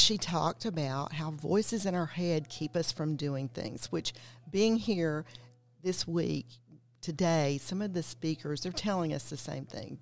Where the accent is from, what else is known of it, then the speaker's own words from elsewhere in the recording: Knoxville, Tennessee, United States; I'm from East Tennessee, from Knoxville